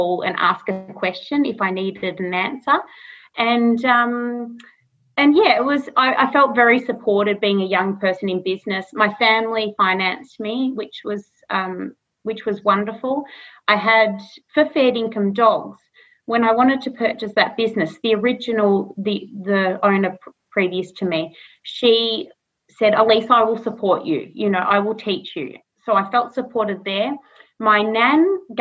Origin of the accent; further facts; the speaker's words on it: Castlemaine, Victoria, Australia; I think I'm seventh generation here in Castlemaine